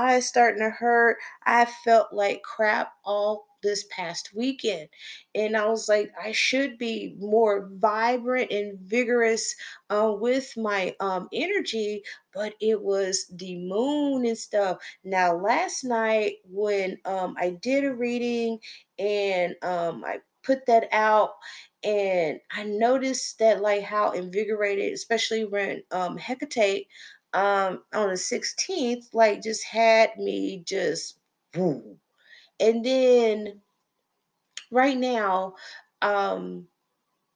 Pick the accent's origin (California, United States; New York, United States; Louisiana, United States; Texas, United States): Texas, United States; I'm from Texas